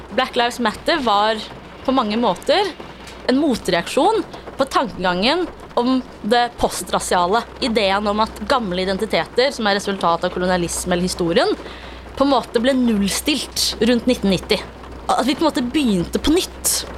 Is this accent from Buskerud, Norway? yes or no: no; Oslo, Norway; jeg er fra Oslo, og alltid er vant til at folk lever helt forskjellig